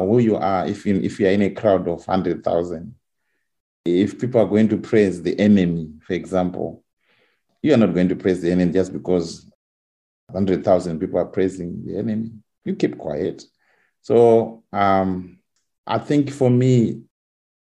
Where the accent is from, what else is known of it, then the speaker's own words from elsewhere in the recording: Zimbabwe; moved away as an adult; now in England; I'm coming from Zimbabwe where the membership I think is over 1 million Seventh-day Adventists.